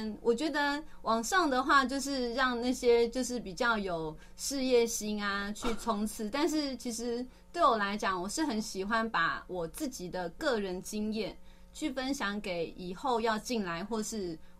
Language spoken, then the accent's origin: Chinese; Tainan, Taiwan; also born or lived in Taipei; 嗯，然后台南人，但是自己是台北台北出生的。